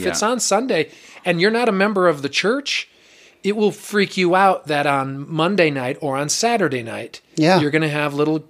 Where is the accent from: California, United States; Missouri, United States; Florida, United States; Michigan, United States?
Michigan, United States; moved away